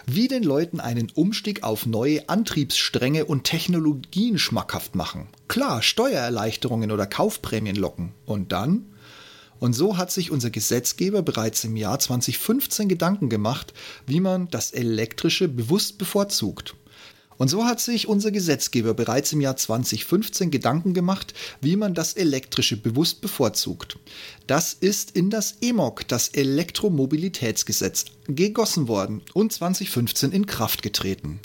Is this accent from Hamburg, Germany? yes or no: no; Regensburg, Bavaria, Germany; now in Berlin, Germany; meine Geburtsstadt, Grüße nach Regensburg